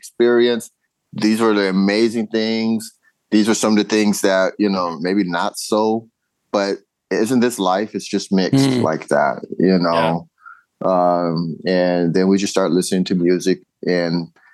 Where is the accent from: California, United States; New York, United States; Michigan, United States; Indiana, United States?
California, United States; now in Ohio, United States; being a Californian